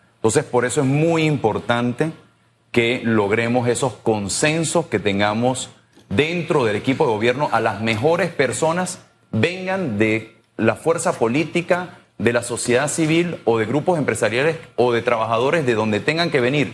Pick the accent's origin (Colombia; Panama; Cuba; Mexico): Panama; los panameños, todos nosotros